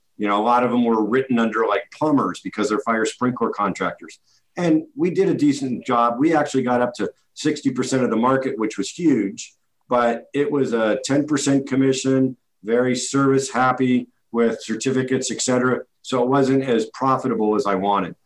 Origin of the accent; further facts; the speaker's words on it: Redwood City, California, United States; my hometown of Redwood City